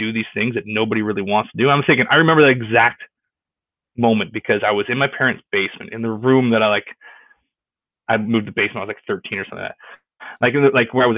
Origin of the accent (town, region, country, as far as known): Stoney Creek, Ontario, Canada; born or raised there; moved away as an adult; also born or lived in Houston, Texas